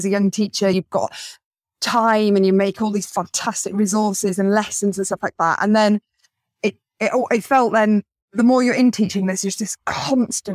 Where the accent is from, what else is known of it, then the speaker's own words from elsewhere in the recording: West Wales, United Kingdom; also born or lived in the Midlands; living where I grew up in West Wales here